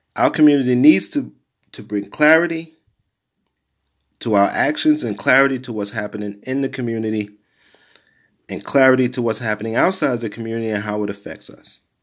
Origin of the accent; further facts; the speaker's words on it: New York City, New York, United States; growing up in Brownsville